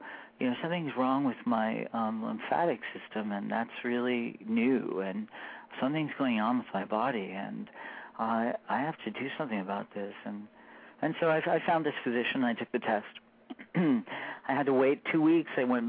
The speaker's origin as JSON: {"language": "English", "region": "Michigan", "country": "United States", "tie": "born or raised there", "also_born_or_lived": "Florida / Colorado", "said": "essentially, I grew up in Michigan, and in between Michigan and Florida, and then my father moved us to Colorado because that was his dream world."}